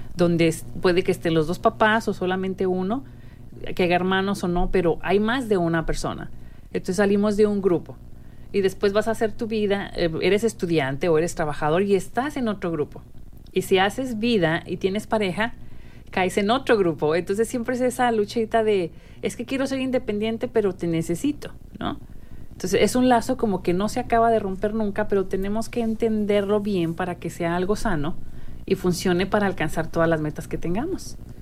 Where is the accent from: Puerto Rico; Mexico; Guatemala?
Mexico; now in United States; nuestro país de, origen, que es, México. Las dos que estamos hoy aquí de, de locutoras somos mexicanas muy contentas de serlo